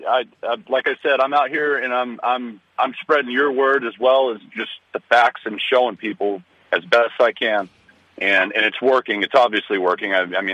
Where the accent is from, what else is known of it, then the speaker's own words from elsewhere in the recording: Texas, United States; moved away as an adult; now in Olympia, United States; I'm from Texas. I moved up here 2 years ago